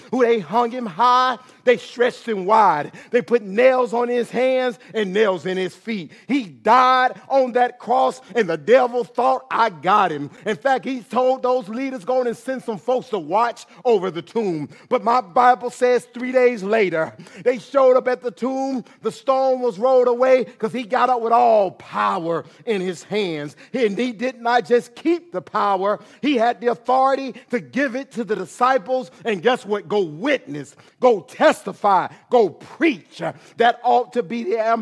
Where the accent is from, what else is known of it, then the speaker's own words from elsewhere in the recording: Atlanta, Georgia, United States; growing up in Atlanta, Georgia